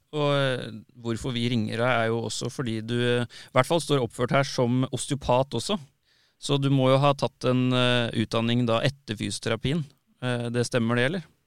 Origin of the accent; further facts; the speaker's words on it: Tønsberg, Vestfold, Norway; moved away; kommer opprinnelig fra Tønsberg